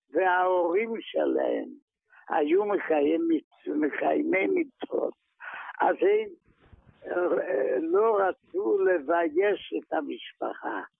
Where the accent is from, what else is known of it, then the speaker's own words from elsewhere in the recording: Maków Mazowiecki, Masovian Voivodeship, Poland; moved away as an adult; now in Israel; אני נולדתי בפולין, בעיירה בשם מכוף מזובייצקי.